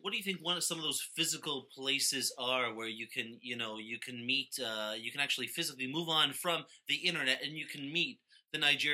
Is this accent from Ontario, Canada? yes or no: yes; North Bay, Ontario, Canada; moved away; growing up in North Bay.